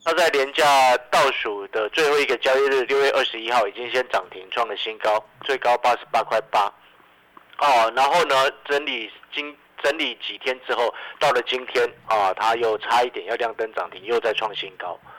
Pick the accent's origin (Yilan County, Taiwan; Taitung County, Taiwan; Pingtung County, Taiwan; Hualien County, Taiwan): Hualien County, Taiwan; Hualien; 身为花莲人的我